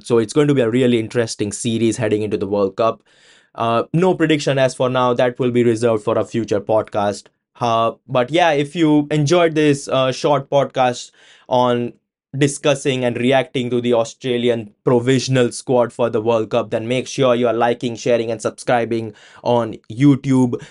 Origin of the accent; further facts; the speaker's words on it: India; now in United Kingdom; being an Indian living in the UK